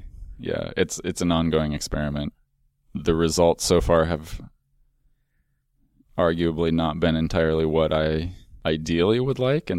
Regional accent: Minneapolis, Minnesota, United States; also born or lived in Chicago; now in Portland, United States

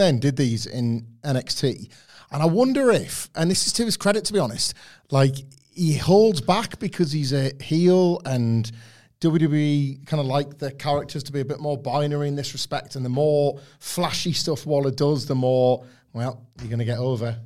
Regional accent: Filey, Yorkshire and the Humber, United Kingdom; in Filey, uh, a tiny coastal place in the United Kingdom, um, where I grew up

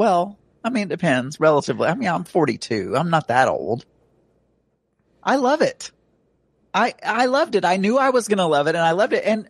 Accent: the South, United States; accent: Southern; also born or lived in England; I lost a little bit of my Southern accent

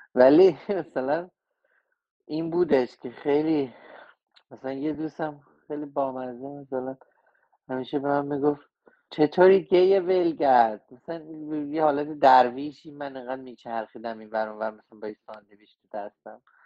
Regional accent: Tehran, Tehran Province, Iran; moved away as an adult; also born or lived in Chicago, United States / Los Angeles, United States; now in United States; من تو جنوب شهر بزرگ شدم تو یافتاباد

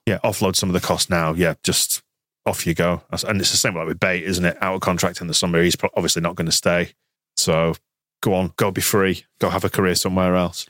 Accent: England, United Kingdom; I'm from England

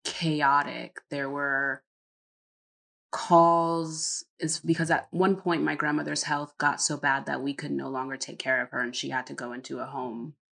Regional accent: Connecticut, United States; moved away as an adult; also born or lived in North Carolina; now in Netherlands; we're from Connecticut, but my mother and all of them moved to North Carolina

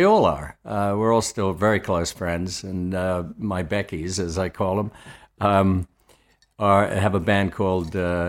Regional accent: Australia; I'm not a fan of either country, so obviously I'm Australian.

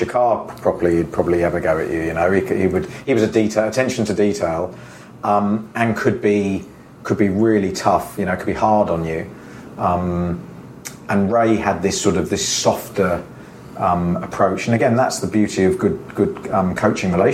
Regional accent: Jersey; moved away; growing up in Jersey

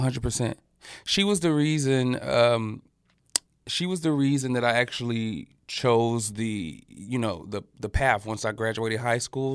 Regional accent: Birmingham, Alabama, United States; moved away as an adult; also born or lived in New York / Atlanta; now in Los Angeles, United States; I grew up in Al-, Birmingham, Alabama

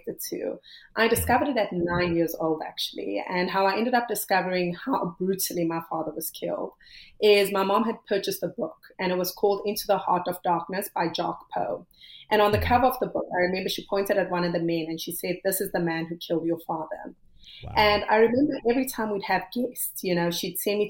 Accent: South Africa; I come from South Africa, which at the time was, you know, very racially divided

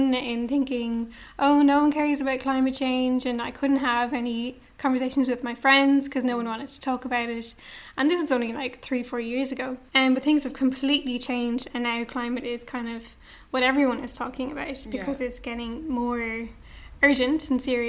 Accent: Dublin, Leinster, Ireland; I'm from Dublin, grew up in Dublin.

